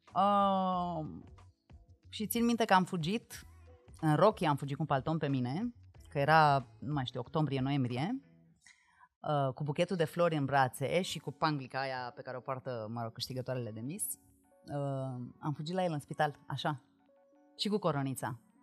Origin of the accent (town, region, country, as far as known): Măgești, Bihor County, Romania; now in Bucharest, Romania